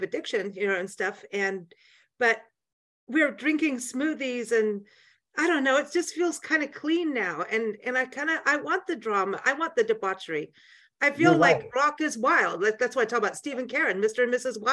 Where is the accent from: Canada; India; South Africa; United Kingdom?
South Africa; moved away; when I was growing up in South Africa in high school